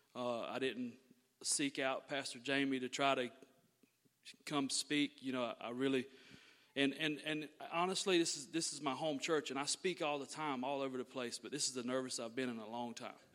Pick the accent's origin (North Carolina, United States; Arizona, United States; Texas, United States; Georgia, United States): Georgia, United States; Thomasville; I was born and raised right here in Thomasville, Georgia